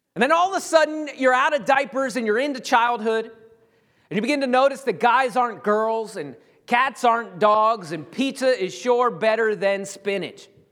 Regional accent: United States; being an American

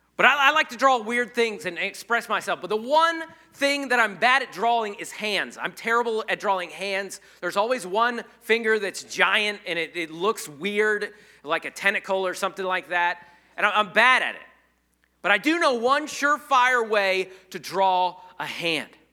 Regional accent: United States; I'm not an American Christian. I'm a Christian American.

